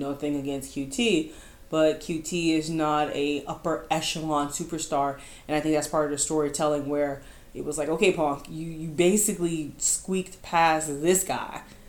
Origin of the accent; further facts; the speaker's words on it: Chicago, Illinois, United States; He, you know, I'm from Chicago, and he talked about the fans like, yo guys, I'm not doing anything different, and you're fickle.